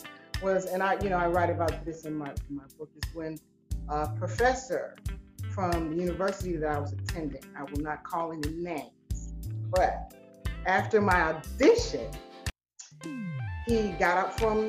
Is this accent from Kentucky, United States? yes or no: no; Columbia, South Carolina, United States; I joined a local band in my hometown, Columbia, South Carolina